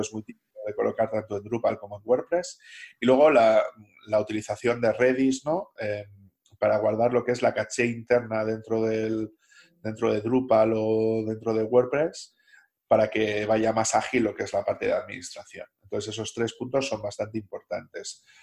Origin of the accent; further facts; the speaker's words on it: Salamanca, Castile and León, Spain; moved away; also born or lived in Basque Country; yo soy de Salamanca, pero como he pasado mucho tiempo en País Vasco